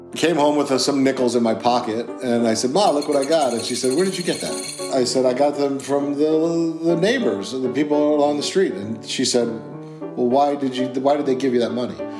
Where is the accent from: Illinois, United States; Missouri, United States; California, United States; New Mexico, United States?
Illinois, United States; Chicago; I was born in Chicago. Chicago is rough. We lived on the south side of Chicago